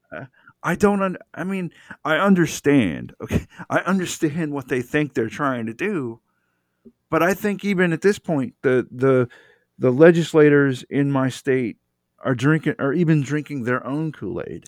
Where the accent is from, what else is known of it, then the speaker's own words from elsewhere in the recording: Georgia, United States; also born or lived in Metro Atlanta; I grew up in Georgia